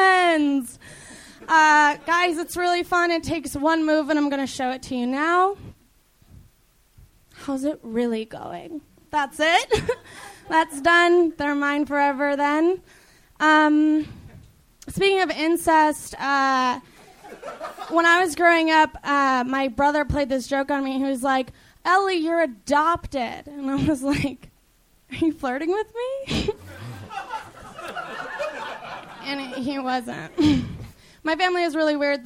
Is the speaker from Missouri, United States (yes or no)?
no; Chicago suburbs, Illinois, United States; moved away as an adult; now in Los Angeles, United States; Chicago suburbs